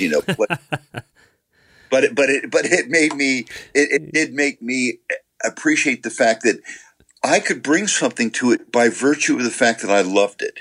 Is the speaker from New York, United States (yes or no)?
yes; New York, United States; growing up in New York